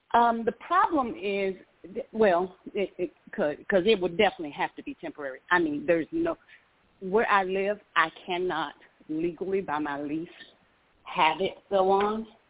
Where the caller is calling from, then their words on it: Georgia, United States; I'm calling from Georgia.